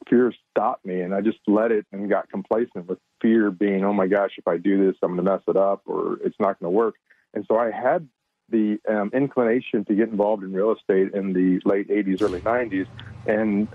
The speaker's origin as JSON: {"language": "English", "town": "San Antonio", "region": "Texas", "country": "United States", "tie": "born or raised there", "said": "I'm born and raised in San Antonio, Texas, Central Texas, great area, great place, great growth."}